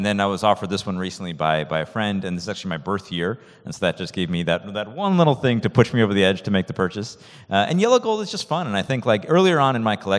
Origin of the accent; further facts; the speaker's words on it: Rochester, New York, United States; I'm a kid from Rochester, New York.